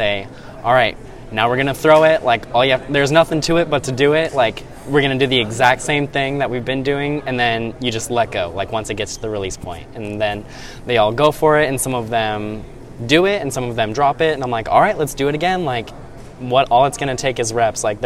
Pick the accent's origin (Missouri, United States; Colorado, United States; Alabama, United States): Colorado, United States; Arvada; moved away; I'm from Arvada, Colorado, and went to Arvada High School